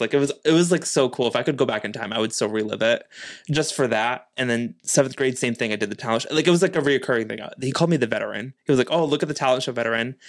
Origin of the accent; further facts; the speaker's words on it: New Bedford, Massachusetts, United States; me being born and raised in New Bedford